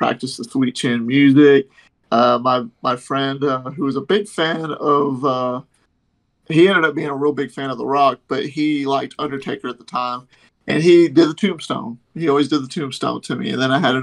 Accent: Texas, United States; moved away; I'm from Texas because I lived in Texas at the time. I grew up, born and raised

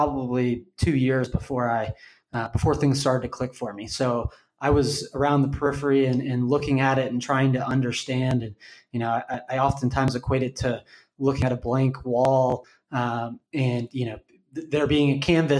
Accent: Austin, Texas, United States; moved away; I'm originally from Austin, moved back here a couple of years ago

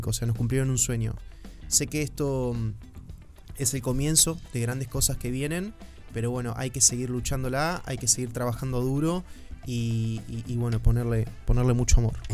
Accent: Argentina; moved away as an adult; also born or lived in Uruguay; ahora soy más uruguayo que argentino

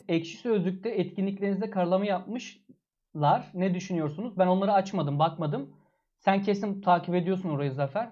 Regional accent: Antalya, Turkey; Antalyalıyız biz

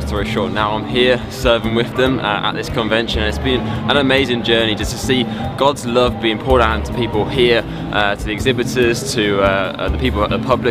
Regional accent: London, United Kingdom; I'm from London, and so I'm a pastor down in London

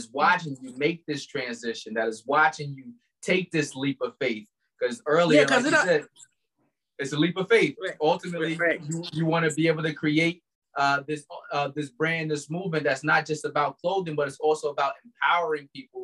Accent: Albany, New York, United States

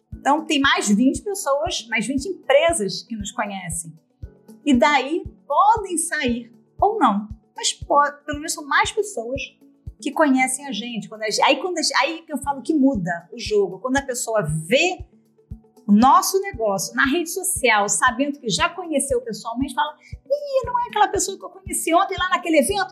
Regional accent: Brazil; now in Portugal; como nós somos brasileiros

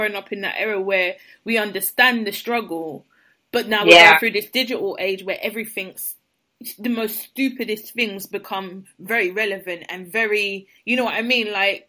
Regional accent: Jamaica; It's the same because I'm Jamaican and fair.

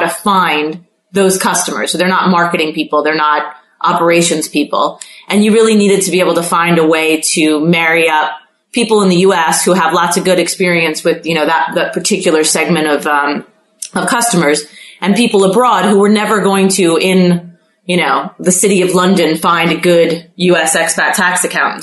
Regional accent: Mexico City, Mexico; moved away; I grew up in Mexico City

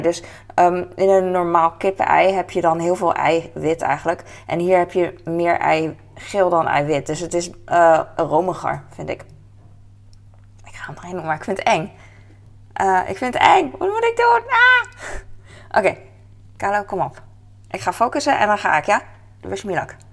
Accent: Netherlands; als Nederlander

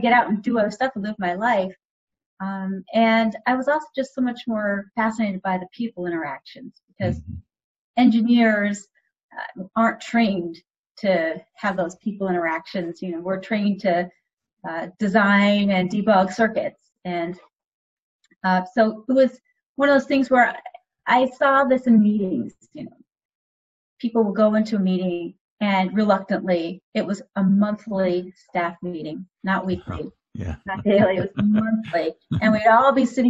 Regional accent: Cambridge, Massachusetts, United States; I grew up in Cambridge, Massachusetts, and I went to high school at Cambridge Orange and Latin School

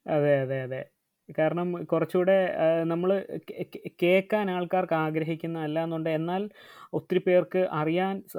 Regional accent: Changanassery, Kerala, India; ഞാൻ കോട്ടയം സ്വദേശിയാണ്

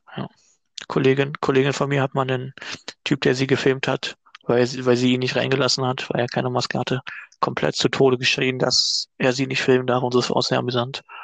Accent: Fredersdorf, Brandenburg, Germany; mein Heimatort Fredersdorf

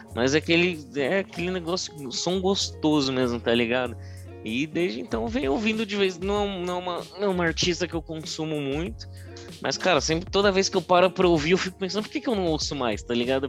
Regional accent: Brazil; a gente, como bom brasileiro

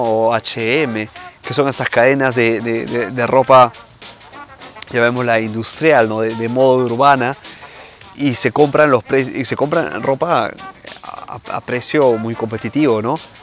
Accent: Peru; now in Italy; en mi país obviamente, ¿no? Eh, en Perú.

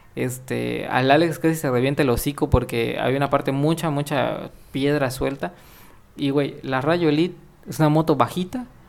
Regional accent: Mexico; Como mexicano

